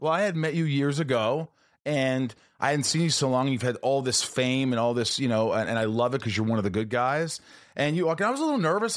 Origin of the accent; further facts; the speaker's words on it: Southern Indiana, United States; moved away; I'm still that kid from Indiana